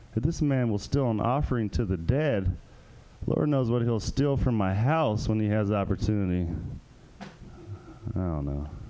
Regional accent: Hayward, California, United States; I'm stuck in my hometown, out in the East Bay, out in Hayward

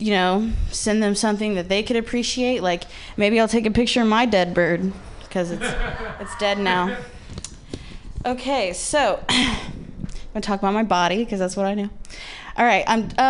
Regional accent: Midwest, United States; moved away as an adult; now in San Francisco, United States; I was raised by lesbians in the Midwest

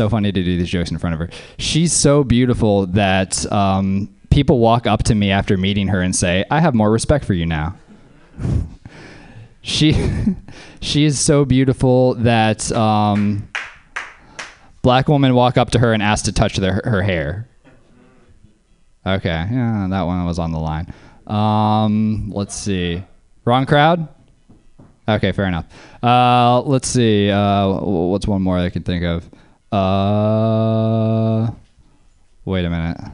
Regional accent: New Orleans, Louisiana, United States; now in Oakland, United States; I'm from Louisiana. I'm from New Orleans

